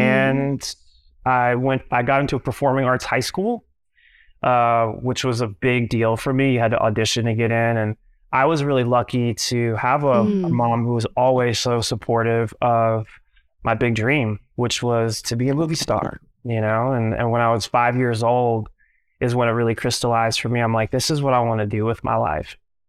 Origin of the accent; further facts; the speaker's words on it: Minneapolis, Minnesota, United States; born there; I was born in Minneapolis, Minnesota, to a 16-year-old single mom